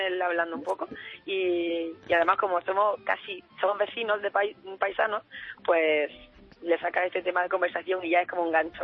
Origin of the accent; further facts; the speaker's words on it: Almuñécar, Andalusia, Spain; Almuñécar, que es del pueblo de donde yo soy